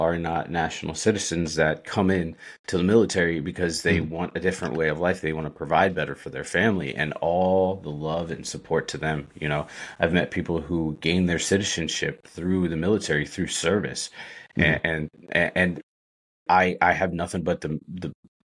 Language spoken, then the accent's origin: English; Sharpsburg, Maryland, United States; I was born and mostly raised in Sharpsburg, Maryland